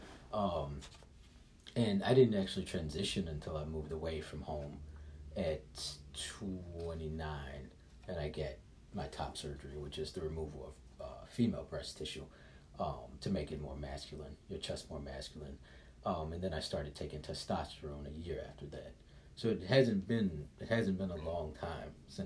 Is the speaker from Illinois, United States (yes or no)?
yes; Chicago, Illinois, United States; moved away; also born or lived in San Francisco / Philadelphia; I'm from Chicago, I lived in San Francisco